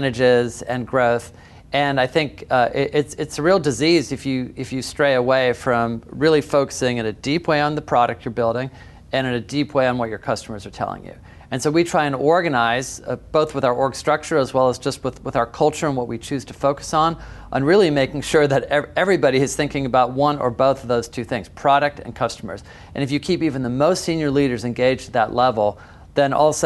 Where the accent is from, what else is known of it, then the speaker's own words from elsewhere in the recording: Seattle, Washington, United States; I grew up in Seattle